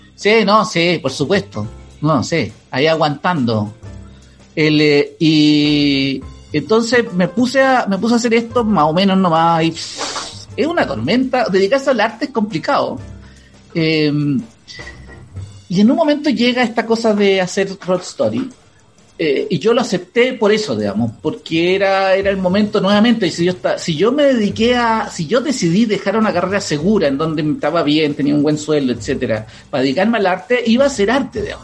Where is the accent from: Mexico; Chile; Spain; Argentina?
Chile; como chilenos